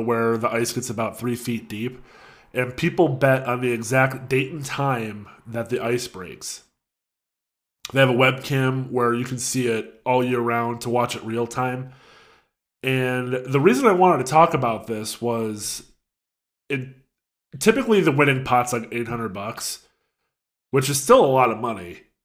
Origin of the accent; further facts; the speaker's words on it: United States; I'm an American